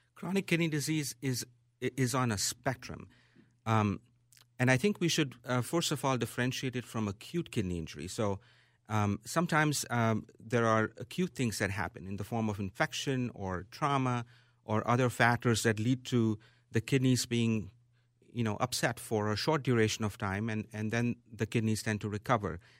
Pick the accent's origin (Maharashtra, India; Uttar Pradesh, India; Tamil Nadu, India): Maharashtra, India; Mumbai; moved away as an adult; now in Minneapolis, United States; It is my hometown.